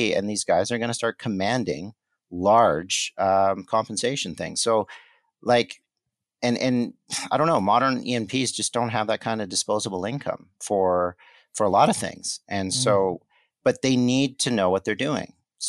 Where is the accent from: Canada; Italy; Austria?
Canada; Montreal, Quebec; born there; I was born in Montreal, so I won't hold it against you, but I'm a Habs fan.